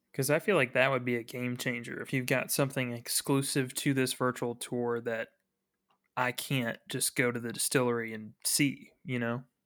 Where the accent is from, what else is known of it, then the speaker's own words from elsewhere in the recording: Frankfort, Kentucky, United States; I'm from Frankfurt